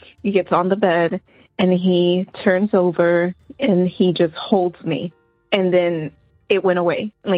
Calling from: St. Pauls, North Carolina, United States; I'm actually calling from North Carolina, a little small town called St. Paul's.

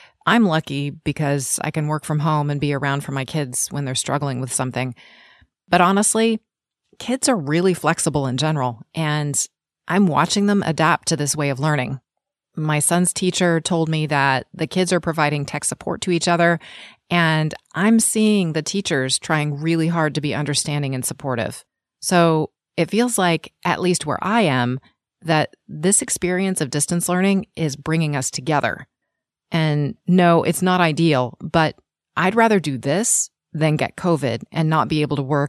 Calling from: Sacramento, California, United States; from Sacramento. I'm a mom of a sixth grader and a ninth grader, and I'm grateful that our school district has the sense to do full distance learning right now.

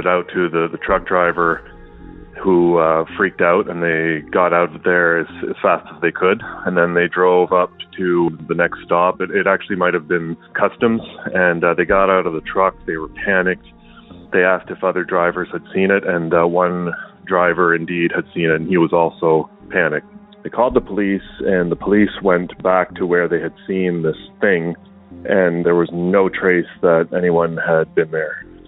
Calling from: New Brunswick, Canada; I'm calling from New Brunswick, Canada.

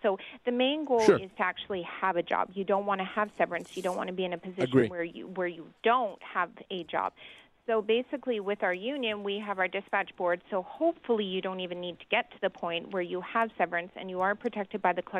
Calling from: British Columbia, Canada; I'm calling from, and it may be different in Toronto or Ontario, but I'm in British Columbia

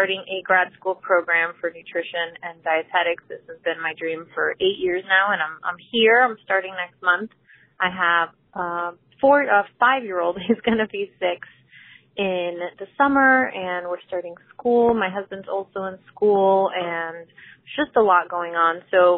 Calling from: Florida, United States; I'm calling in from Florida in the United States.

